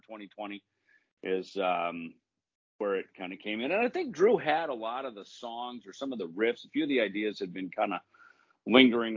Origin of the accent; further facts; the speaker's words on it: the Midwest, Minnesota, United States; a lot of cover bands in Minnesota, because you know that was the gig in where I grew up in the Midwest.